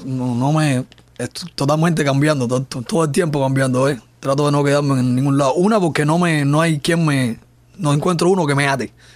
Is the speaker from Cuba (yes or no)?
yes; Cuba; en mi país, mi trabajo no, no se conozca precisamente por esto, por la censura